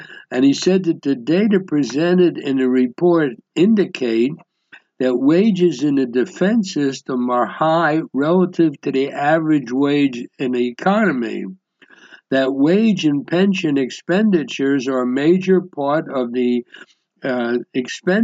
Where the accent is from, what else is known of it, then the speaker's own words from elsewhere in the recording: United States; moved away as an adult; now in Israel; I was raised in the United States